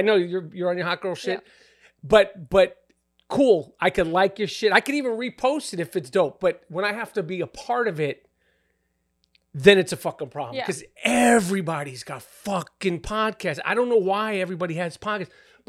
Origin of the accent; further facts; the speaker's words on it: New York, United States; I would just like, yo, I'm from New York